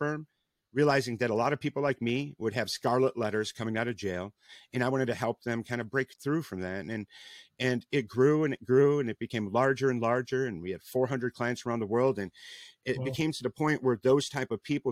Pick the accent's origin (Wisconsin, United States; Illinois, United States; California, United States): Illinois, United States; Rockford; moved away; I'm originally from Rockford, Illinois, not too far away from Chicago